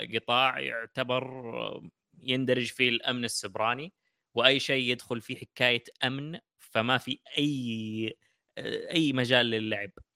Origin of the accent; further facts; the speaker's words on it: Saudi Arabia; عندنا في السعوديه